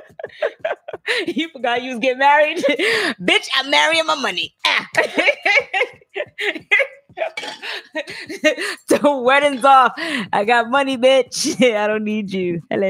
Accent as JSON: {"language": "English", "region": "the South", "country": "United States", "said": "I'm from the South"}